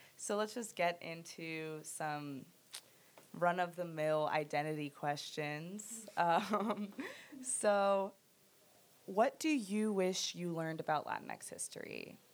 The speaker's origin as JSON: {"language": "English", "country": "United States", "tie": "born or raised there", "said": "I was born in the United States, but I am a Mexican citizen as well"}